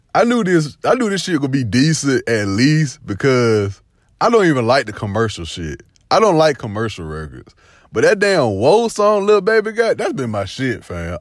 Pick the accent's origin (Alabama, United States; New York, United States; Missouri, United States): Alabama, United States; Phenix City; I'm from the South, man. I'm from, uh, Phoenix City, Fort Mitchell. We like a hour forty, hour thirty away from Atlanta